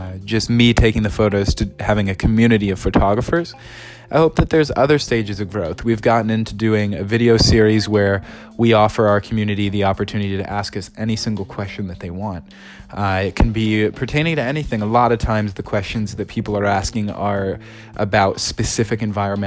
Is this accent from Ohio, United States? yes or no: yes; Ohio, United States; I grew up in Ohio, 10 minutes away from a national park